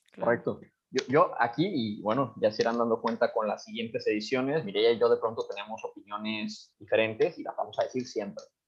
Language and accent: Spanish; Mexico; nosotros que somos de México